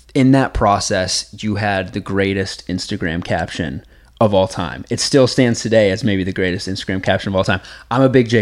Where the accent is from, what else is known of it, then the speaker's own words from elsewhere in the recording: Kansas, United States; I'm coming from Kansas